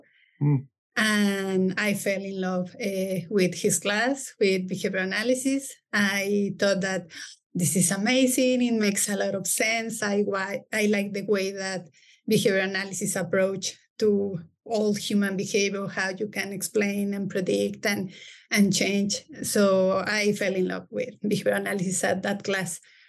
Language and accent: English; Mexico City, Mexico; I was born in Mexico City